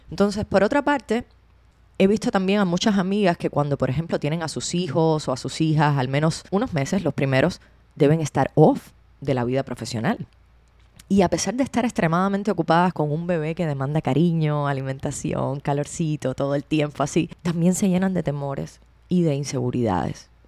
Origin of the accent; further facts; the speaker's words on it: Cuba; Cuba es de donde yo vengo